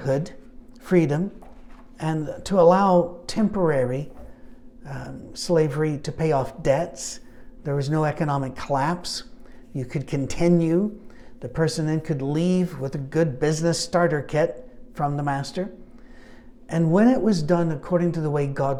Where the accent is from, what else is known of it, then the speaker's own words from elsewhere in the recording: Scotland, United Kingdom; I'm Scottish